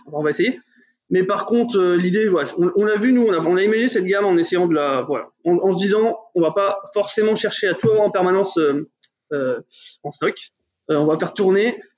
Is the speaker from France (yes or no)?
yes; Burgundy, Bourgogne-Franche-Comté, France; on vient de Bourgogne